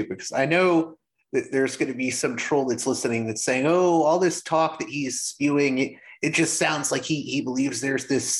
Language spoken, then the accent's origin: English; Pittsburgh, Pennsylvania, United States; I'm from Pittsburgh.